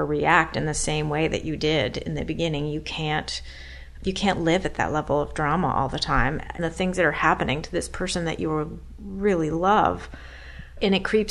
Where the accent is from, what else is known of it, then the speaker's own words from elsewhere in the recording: Burlington, Vermont, United States; When I was growing up in Burlington, Vermont, as a teenager